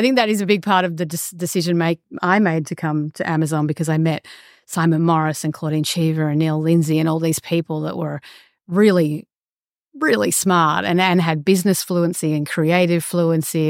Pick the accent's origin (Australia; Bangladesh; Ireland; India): Australia; moved away as an adult; also born or lived in Los Angeles; for me as an Australian